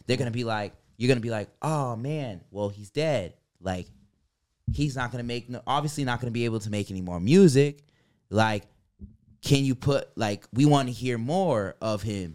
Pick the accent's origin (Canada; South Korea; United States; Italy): United States; New York; moved away; I'm also from New York.